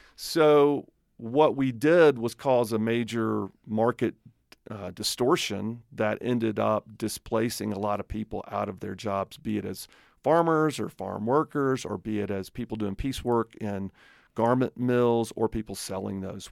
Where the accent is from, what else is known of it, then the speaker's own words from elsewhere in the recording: Alabama, United States; accent: redneck; moved away as an adult; now in Colorado, United States; I am from Alabama